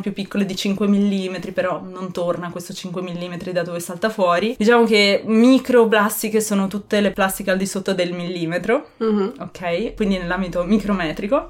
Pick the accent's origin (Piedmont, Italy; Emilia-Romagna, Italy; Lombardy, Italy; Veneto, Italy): Emilia-Romagna, Italy; Ferrara; sono di Ferrara